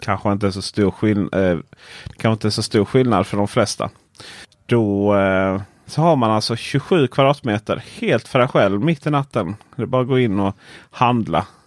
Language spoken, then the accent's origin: Swedish; Blekinge, Sweden; mitt ute i skogen i eh, Blekinge där jag kommer från